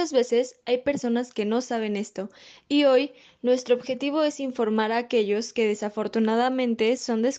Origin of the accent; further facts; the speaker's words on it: Honduras; yo soy hondureña y hace unos días una caravana de 6.000 hondureños fue detenida en Guatemala